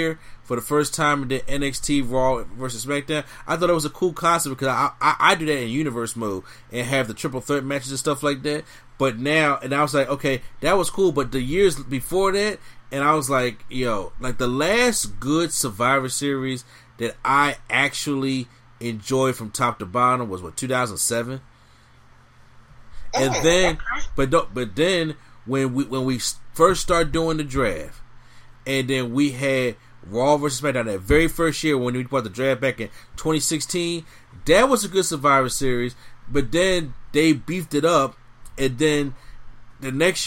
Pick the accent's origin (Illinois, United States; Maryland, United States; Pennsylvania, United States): Pennsylvania, United States; Philadelphia; My hometown team in Philly